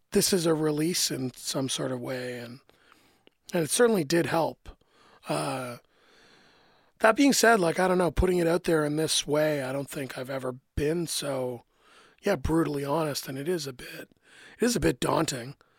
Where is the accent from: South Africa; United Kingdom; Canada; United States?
Canada; as a Canadian